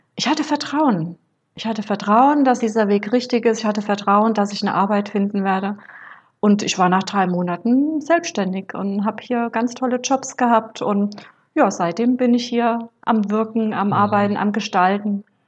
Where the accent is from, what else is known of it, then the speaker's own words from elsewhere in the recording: Rhineland-Palatinate, Germany; moved away; bin deswegen nach Rheinland-Pfalz in meine Geburtsstadt